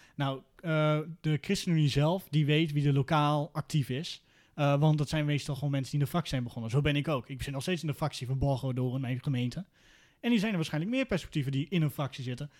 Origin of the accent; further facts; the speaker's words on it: Veenkoloniën, Drenthe, Netherlands; also born or lived in Groningen; Ik kom uit de Veenkolonie, dat is Noord-Drenthe